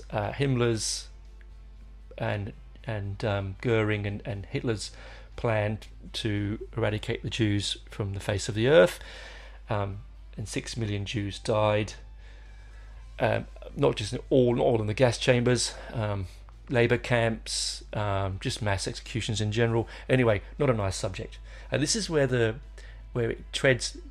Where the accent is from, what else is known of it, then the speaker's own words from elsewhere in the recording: England, United Kingdom; I do show my heritage there. I'm an Englishman.